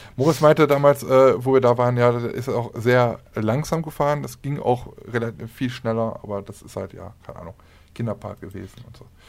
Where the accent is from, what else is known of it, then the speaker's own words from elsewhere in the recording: Aachen, North Rhine-Westphalia, Germany; bei uns in Aachen sagt man Kütteln drumrum